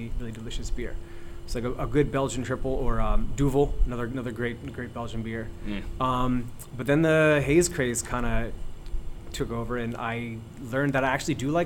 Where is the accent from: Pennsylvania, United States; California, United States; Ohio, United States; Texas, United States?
Pennsylvania, United States; Doylestown; also born or lived in New York City; now in Philadelphia, United States; I grew up in Doylestown. That's kind of where I would call my home.